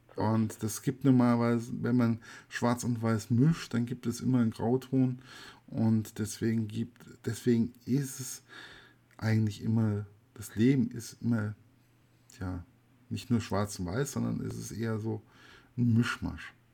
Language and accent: German; West Germany, Germany; für mich als Wessi